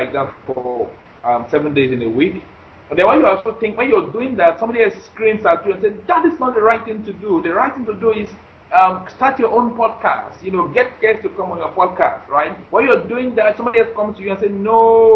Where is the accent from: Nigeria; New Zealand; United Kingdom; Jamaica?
Nigeria; moved away as an adult; now in United States; I'm in Nigerian, but I stay in the U.S.